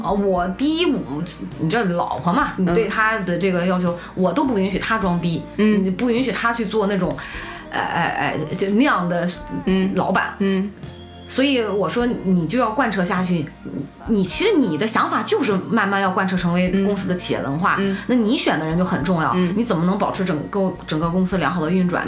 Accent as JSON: {"language": "Chinese", "country": "China", "said": "我们中国人"}